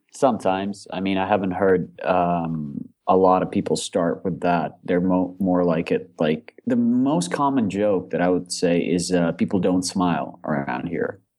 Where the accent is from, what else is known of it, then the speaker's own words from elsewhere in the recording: Moscow, Russia; moved away as an adult; also born or lived in Australia; I grew up in Moscow, but then I moved to Australia uh, to study there